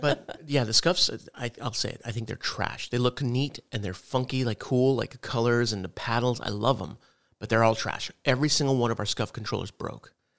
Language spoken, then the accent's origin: English; El Paso, Texas, United States; moved away; also born or lived in Odessa, Texas; we're from El Paso